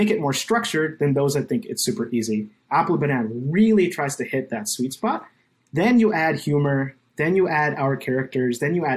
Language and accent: English; India; now in United States; being an Indian immigrant in America